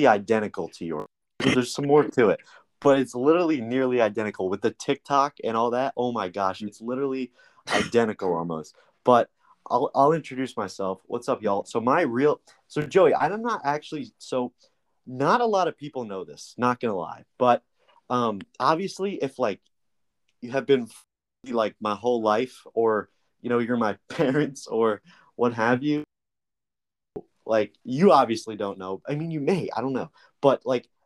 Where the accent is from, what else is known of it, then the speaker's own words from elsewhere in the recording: New Jersey, United States; moved away as an adult; also born or lived in Alabama; I'm from New Jersey originally. And that's where I am right now